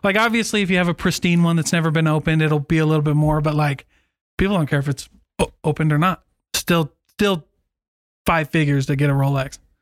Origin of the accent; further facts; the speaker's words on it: Iowa, United States; moved away; my hometown in Iowa